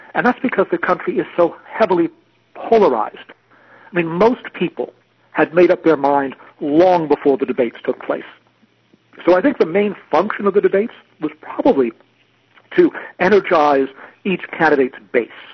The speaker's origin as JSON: {"language": "English", "country": "United States", "also_born_or_lived": "Wisconsin", "said": "I'm an American"}